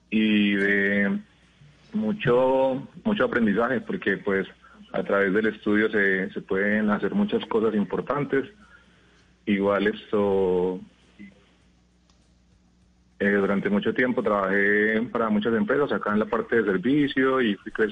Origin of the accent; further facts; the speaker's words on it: Mitú, Vaupés, Colombia; now in Bello, Colombia; eh, los llamo desde Bello, Antioquia, pero soy de, de Mitú Baupes.